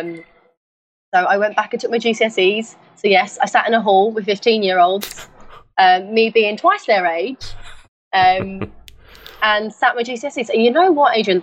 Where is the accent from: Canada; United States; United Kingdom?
United Kingdom; London; growing up in East London where I grew up